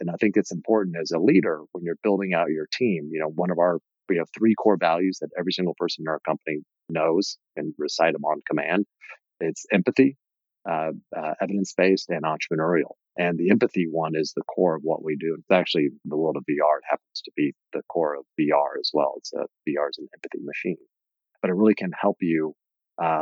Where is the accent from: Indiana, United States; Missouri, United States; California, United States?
Indiana, United States; growing up in Indiana in the 70s